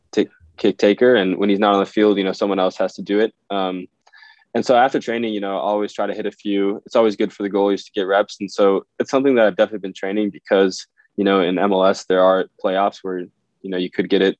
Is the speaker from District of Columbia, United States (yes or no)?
no; Minnesota, United States; I'm from Minnesota, so hockey was really big. Yeah, um, yeah, played hockey and soccer growing up.